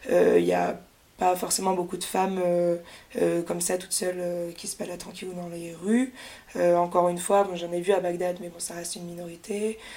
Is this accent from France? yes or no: yes; France; En plus, moi, je suis française, donc euh, quand même, comme dans tout pays, il y a des restrictions